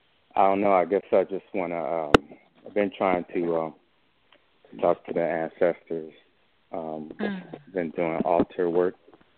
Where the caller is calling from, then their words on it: Northern Virginia, United States; calling from Virginia.